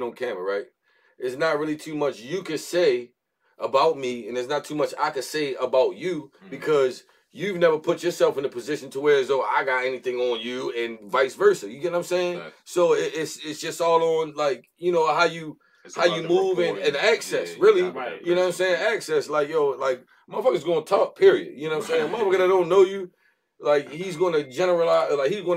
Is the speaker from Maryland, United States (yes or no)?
yes; Baltimore, Maryland, United States; being from Baltimore